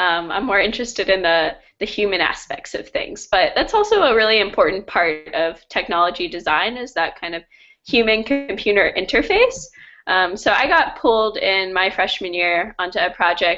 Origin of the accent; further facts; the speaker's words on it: Chantilly, Virginia, United States; now in Charlottesville, United States; I'm actually from Northern Virginia in Chantilly, so about 45 minutes from D.C.